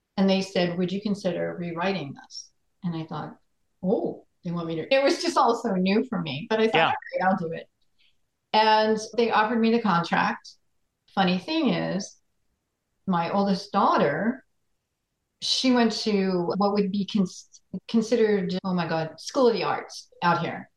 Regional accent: Floral Park, New York, United States; also born or lived in Queens, New York; I grew up in Floral Park, New York, Queens a little bit, and then we moved to Floral Park when I was about nine

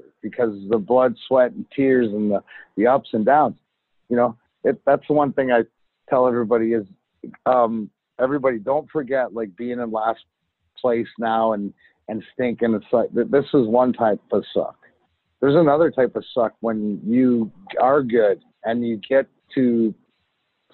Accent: Canada; also born or lived in Detroit, United States; now in United States; I'm Canadian

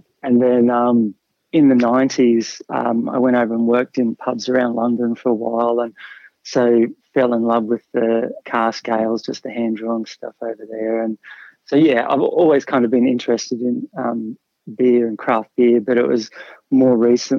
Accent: Brisbane, Queensland, Australia; So I grew up in Brisbane, out in the Redlands.

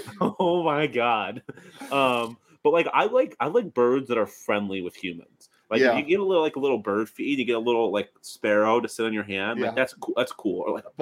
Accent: Texas, United States; I was born in Texas, though. So I wasn't even born in the snow.

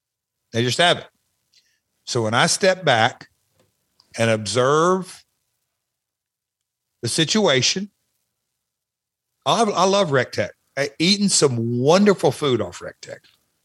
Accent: Alabama, United States; born and bred in Southern Alabama.

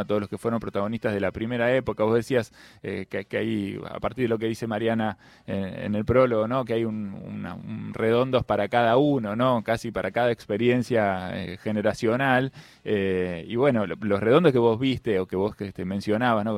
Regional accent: La Plata, Buenos Aires Province, Argentina; soy nacido y criado en el Principado de La Plata

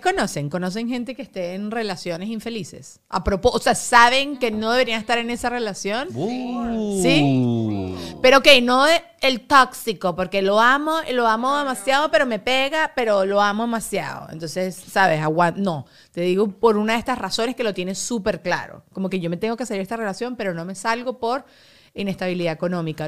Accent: Mexico; now in Miami, United States; soy mexicano

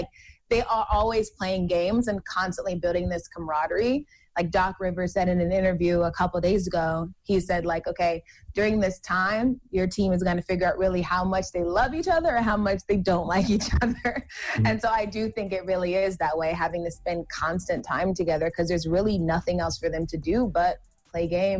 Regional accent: Georgia, United States; I'm from Georgia.

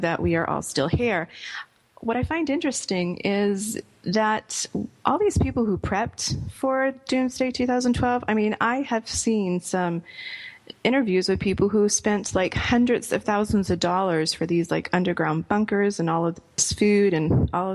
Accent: Rhode Island, United States; growing up in Rhode Island, of course, Newport was right down the street from where I was growing up

